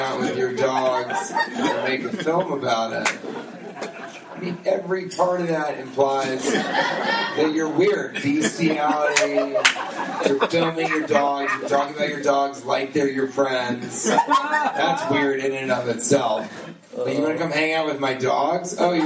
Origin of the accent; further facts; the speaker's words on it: United States; I'm not from fucking Japan, all right? I'm an American